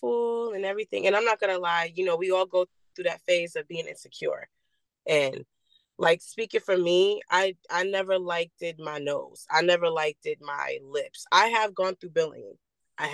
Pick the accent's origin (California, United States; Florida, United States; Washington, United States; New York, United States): New York, United States; Long Island; I'm from Long Island, New York, born and raised.